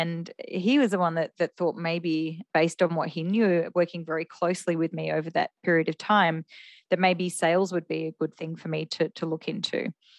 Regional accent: Melbourne, Victoria, Australia; Gosh, we're going back quite a while because I'm turning 50 this year, so I don't mind if I say my age. So in Melbourne

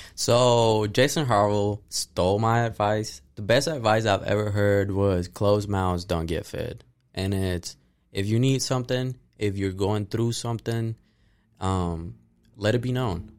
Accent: Ponce, Puerto Rico; now in Tennessee, United States; I'm from Ponce, Puerto Rico, but I've been living here in Tennessee for the last five years since twenty seventeen

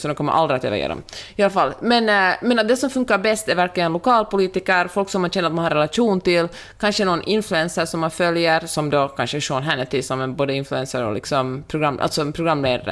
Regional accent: Finland; moved away; also born or lived in Sweden / United States; jag är ju finlandssvensk

